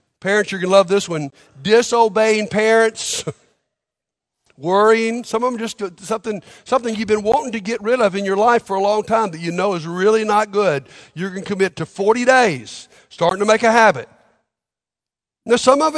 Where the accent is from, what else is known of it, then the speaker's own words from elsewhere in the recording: Montgomery, Alabama, United States; I grew up in Montgomery, Alabama